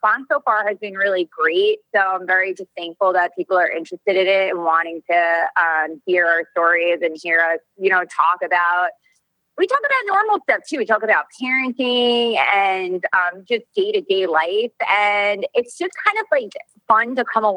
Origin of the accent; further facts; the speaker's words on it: New York, United States; now in Orange County, United States; it's just the way I was brought up. I'm like a New Yorker